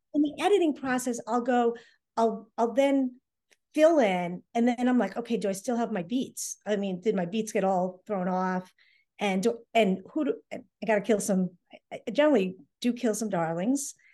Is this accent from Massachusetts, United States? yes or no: yes; Hull, Massachusetts, United States; my hometown of Hull